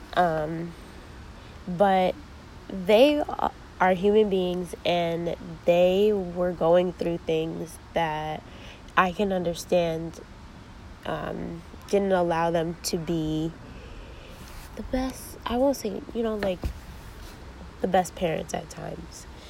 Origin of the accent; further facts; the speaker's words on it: Ansonia, Connecticut, United States; also born or lived in New Haven, Connecticut; I grew up in Ansonia, a real small town in Connecticut